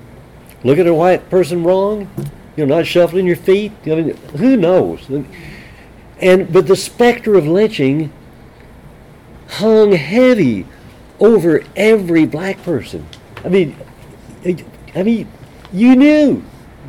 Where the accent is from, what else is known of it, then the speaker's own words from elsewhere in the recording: San Angelo, Texas, United States; when I was a kid growing up in San Angelo, Texas